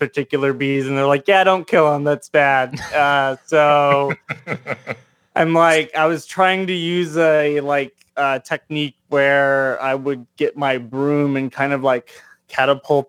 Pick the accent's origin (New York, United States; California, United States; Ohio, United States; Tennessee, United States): Tennessee, United States; Memphis; moved away as an adult; now in Knoxville, United States; I'm from Tennessee, born and raised. I've come from the other side of the state in Memphis, and grew up there, and then moved to the east side of the state